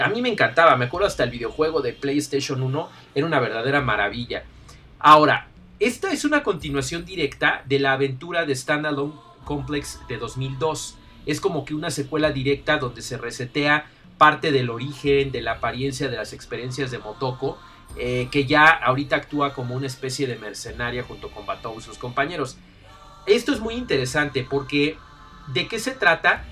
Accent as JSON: {"language": "Spanish", "country": "Mexico", "said": "En México y en Latinoamérica somos especialmente fans"}